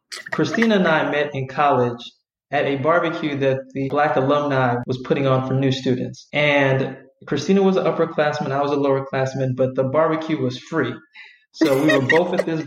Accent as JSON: {"language": "English", "town": "Vallejo", "region": "California", "country": "United States", "said": "I'm from Vallejo, so it's a relatively small town"}